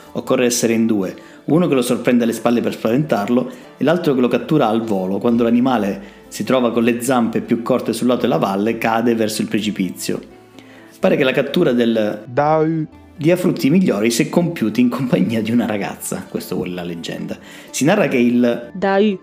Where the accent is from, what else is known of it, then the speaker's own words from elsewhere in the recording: Calabria, Italy; non siamo bravi a venderci in Calabria